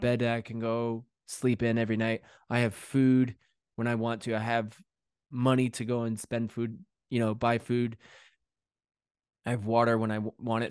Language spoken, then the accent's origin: English; Connecticut, United States; moved away as an adult; also born or lived in New York City / London; now in England, United Kingdom; grew up in Connecticut, and the last ten, ten years I'd lived in New York City.